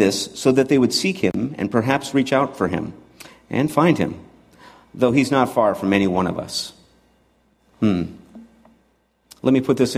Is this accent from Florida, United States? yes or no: no; Montana, United States; moved away as an adult; also born or lived in San Francisco; I grew up in Montana, so to go to San Francisco was a jump